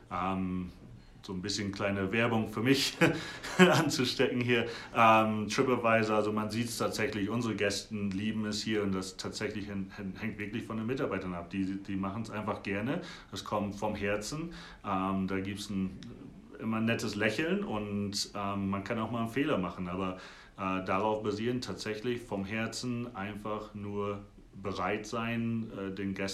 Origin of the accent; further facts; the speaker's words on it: Germany; now in Aspen, United States; ich denke, wir Europäer und Deutsche, wir reisen ganz viel rum